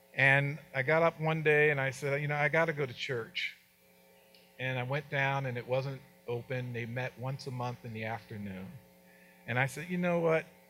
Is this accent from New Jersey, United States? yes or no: yes; New Jersey, United States; moved away; I was from New Jersey